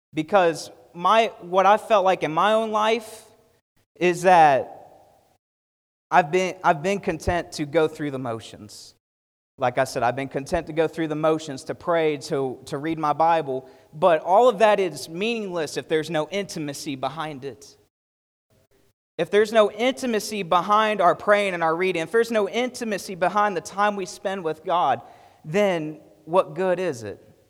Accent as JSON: {"language": "English", "country": "United States", "said": "we, as an American church"}